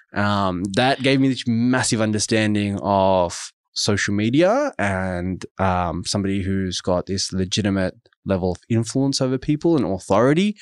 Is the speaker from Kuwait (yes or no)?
no; Sydney, New South Wales, Australia; I grew up in Auburn, which is in the western suburbs of Sydney.